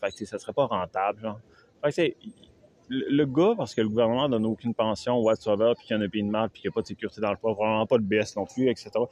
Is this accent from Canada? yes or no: yes; Quebec, Canada; je viens du Canada